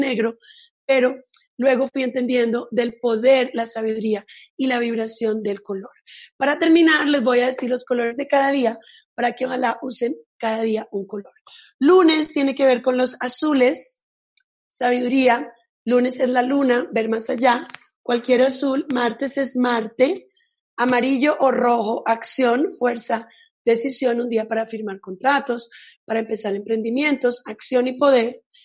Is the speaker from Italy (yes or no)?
yes; Italy; yo soy italiana